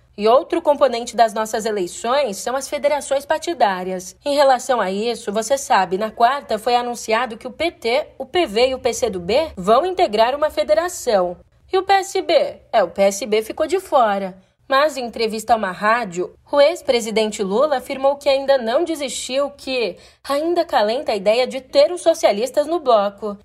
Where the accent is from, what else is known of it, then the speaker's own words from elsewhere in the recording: São Paulo, Brazil; como uma boa paulistana que sou